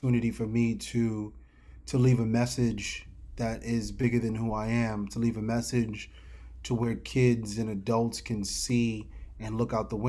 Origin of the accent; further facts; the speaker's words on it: New York City, New York, United States; growing up in New York City